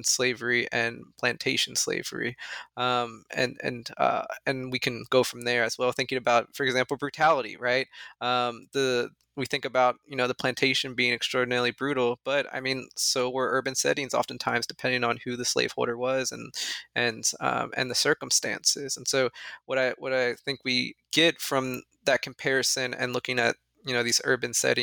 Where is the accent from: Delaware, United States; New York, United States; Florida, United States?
Delaware, United States; Northern; I'm actually from Northern Delaware, which is in many ways, as you well know, right? In many ways, a suburb of Philadelphia